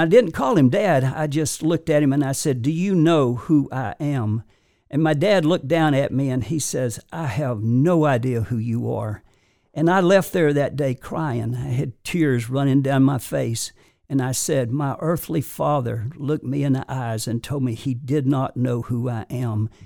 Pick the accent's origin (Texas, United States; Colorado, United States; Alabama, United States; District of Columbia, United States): Alabama, United States; Warrior River, northwest of Birmingham; I was born in the Warrior River, which is, uh, uh, northwest of Birmingham